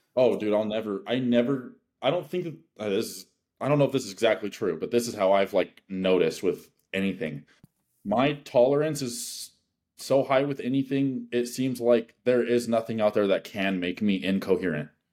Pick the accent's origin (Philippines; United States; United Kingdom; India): United States; Wyoming; I'm from Wyoming